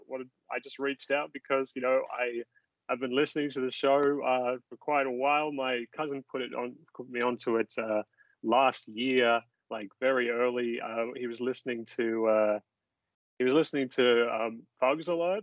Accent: Sydney, New South Wales, Australia; I was not born in Dubbo. I was born in Sydney

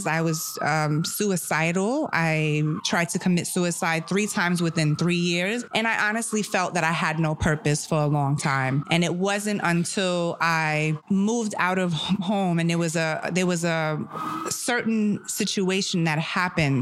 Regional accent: New York City, New York, United States; born or raised there; first language German; English is a second language; also born or lived in Germany / Seattle

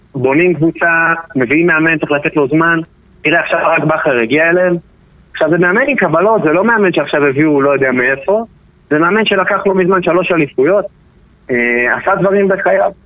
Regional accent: Israel

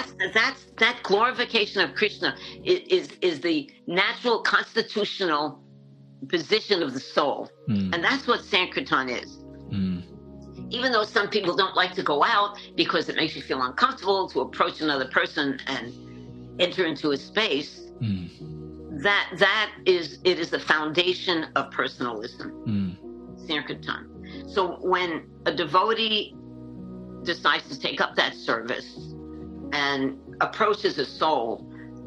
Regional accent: New York City, New York, United States; also born or lived in Manhattan, New York / Vermont / Jagannath Puri, India; now in Alachua, United States; I'm from Brooklyn, New York, and I grew up in the 1960s

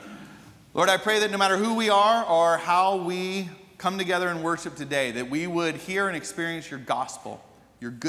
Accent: Atlanta, Georgia, United States; growing up in Atlanta

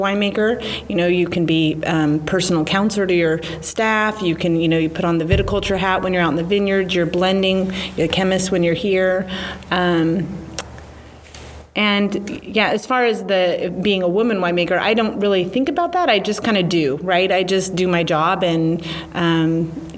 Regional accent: Sonoma County, California, United States; I grew up in Sonoma County and grew up in wine country

